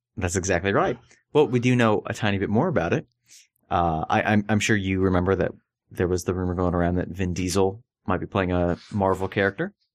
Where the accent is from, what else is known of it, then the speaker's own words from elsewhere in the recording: Florida, United States; I grew up in Florida